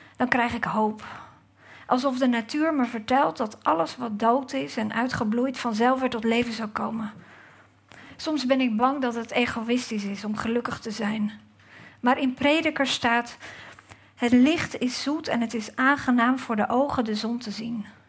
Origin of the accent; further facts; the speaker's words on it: Gouda, South Holland, Netherlands; ik uit Gouda kom.